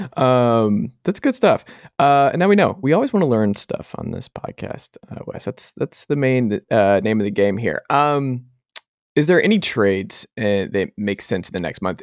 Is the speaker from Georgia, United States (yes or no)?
yes; Georgia, United States; moved away as an adult; I'm from Georgia, lived there up until, uh, a few years ago